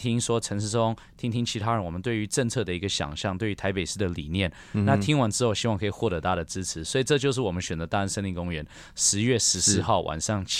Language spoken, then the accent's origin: Chinese; Taiwan; 对我们台湾人而言，对我们自己国家的利益必须更加的清楚。